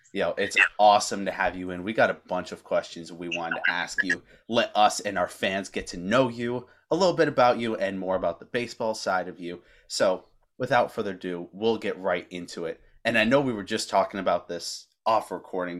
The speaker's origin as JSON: {"language": "English", "area": "south of Knoxville", "region": "East Tennessee", "country": "United States", "said": "I'm from about a half uh, a half hour an hour south of Knoxville, so I'm on the eastern side."}